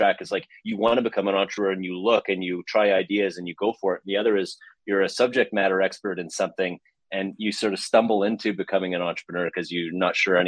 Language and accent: English; Vancouver, British Columbia, Canada; also born or lived in Montreal; I'm a guy from Vancouver, British Columbia. So up here in the west side of Canada